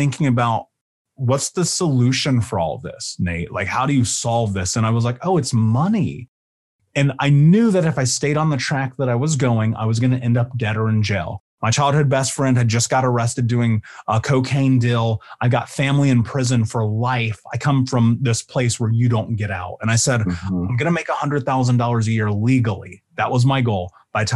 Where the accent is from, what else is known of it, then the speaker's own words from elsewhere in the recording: Indianapolis, Indiana, United States; I grew up in Indianapolis.